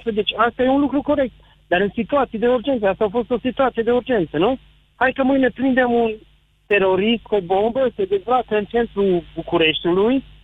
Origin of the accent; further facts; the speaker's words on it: Romania; sunt din România. Sunt din zonă montană, am fermă